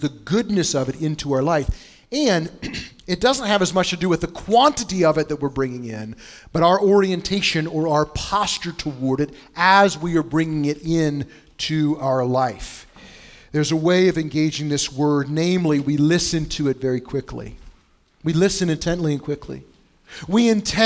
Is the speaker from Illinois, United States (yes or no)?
yes; Bushnell, Illinois, United States; now in Indianapolis, United States; where I grew up in Bushnell, Illinois